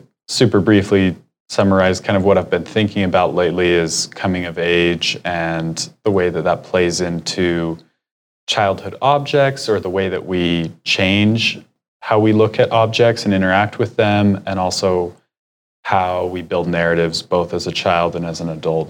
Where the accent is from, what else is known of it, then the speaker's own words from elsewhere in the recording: Utah, United States; I'm from Utah